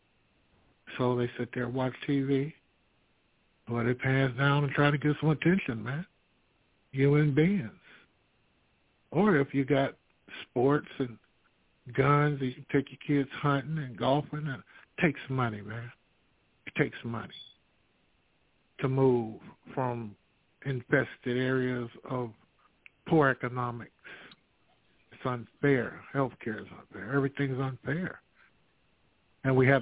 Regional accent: United States; As an American, and I'm an American. This is where I was born and raised.

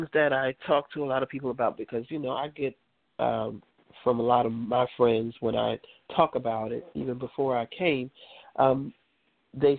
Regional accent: New York City, New York, United States; I grew up on the beach. I grew up on Rockaway Beach

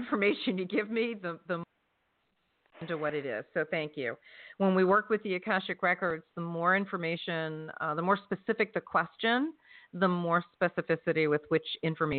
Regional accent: New Jersey, United States; That's where I'm from. I'm from South Jersey.

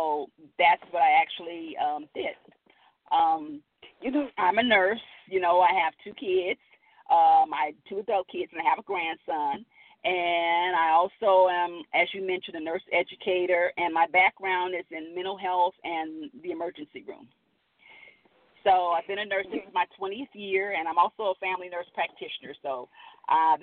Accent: Los Angeles, California, United States; also born or lived in Midwest; I grew up in South Central Los Angeles.

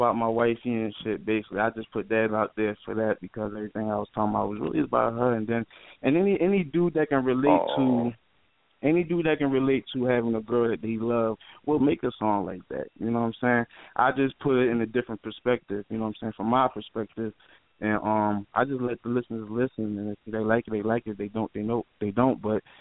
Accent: Philadelphia, Pennsylvania, United States; I'm from North Philly, you know what I'm saying? Northside, born and raised

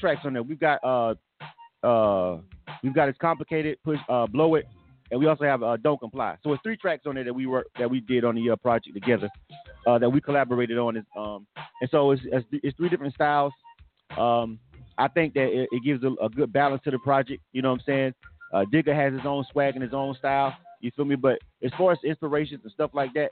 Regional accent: Panama City, Florida, United States; moved away; I came down to Panama City, back to my hometown to work with the project

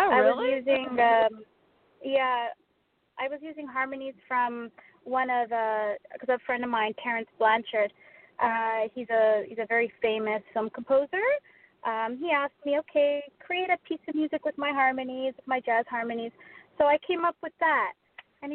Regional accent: Canada; I'm Canadian. I'm located in Toronto.

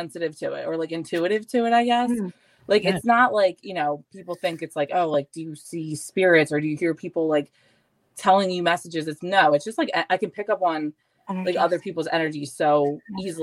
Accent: Philadelphia, Pennsylvania, United States; I lived all over Northeast

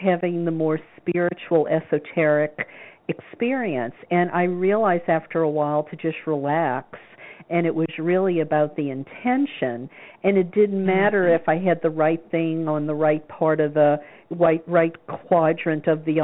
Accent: the South, United States; I grew up in the South

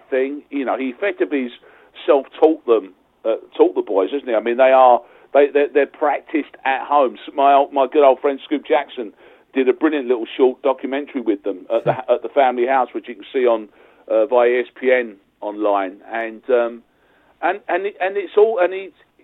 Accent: Essex, East of England, United Kingdom; also born or lived in London; I'm a proper Londoner. I was born in Essex.

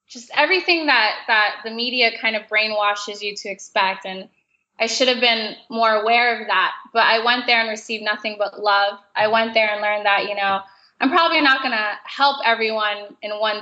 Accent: South Florida, United States; growing up in South Florida

